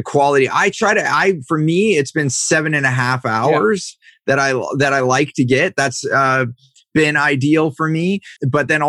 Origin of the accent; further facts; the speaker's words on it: Silicon Valley, California, United States; growing up in Silicon Valley here in California